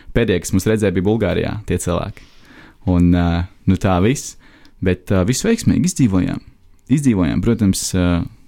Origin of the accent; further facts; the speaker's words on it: Latvia; mēs esam latvieši